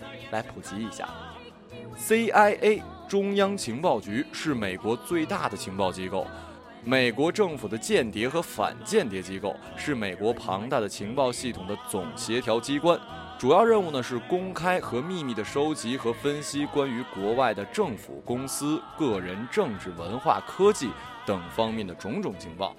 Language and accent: Chinese; Changbai Mountain, Jilin, China; 它的名字叫做长白山，也就是我的家乡。